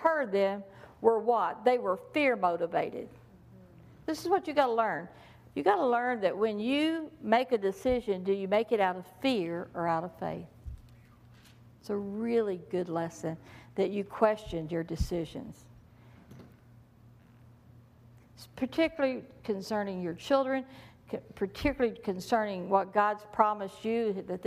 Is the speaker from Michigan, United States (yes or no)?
no; Texas, United States; I'm from Texas